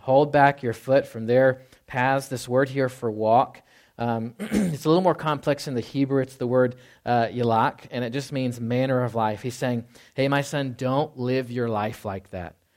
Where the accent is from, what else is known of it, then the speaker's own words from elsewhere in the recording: the South, United States; moved away; I grew up in the South